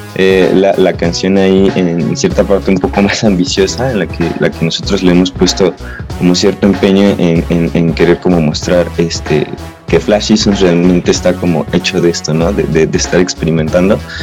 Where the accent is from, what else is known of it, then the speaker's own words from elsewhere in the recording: Toluca, State of Mexico, Mexico; Somos de aquí de Toluca